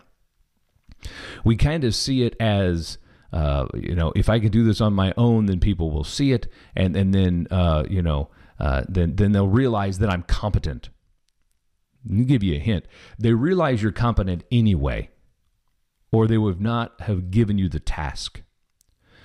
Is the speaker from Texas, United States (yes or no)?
no; Kansas City, Missouri, United States; I'm from Kansas City, so I'm a Chiefs fan